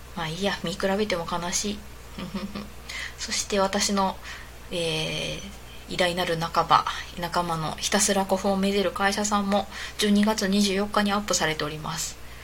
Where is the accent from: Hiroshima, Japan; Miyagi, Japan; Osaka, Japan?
Osaka, Japan; southern; accent: Kansai dialect; moved away; 大阪の南の方の出身